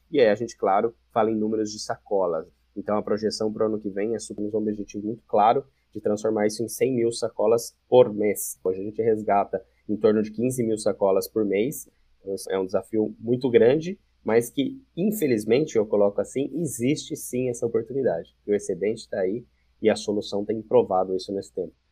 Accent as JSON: {"language": "Portuguese", "town": "Campinas", "region": "São Paulo", "country": "Brazil", "said": "eu sou de Campinas"}